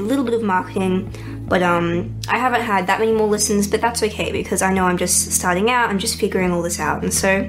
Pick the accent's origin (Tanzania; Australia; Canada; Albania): Australia; Melbourne, Victoria; I'm from Melbourne.